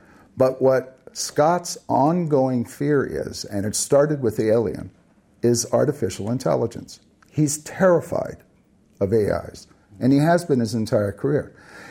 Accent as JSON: {"language": "English", "country": "Philippines", "tie": "born or raised there", "said": "I grew up in the Philippines in the 50s and the 60s."}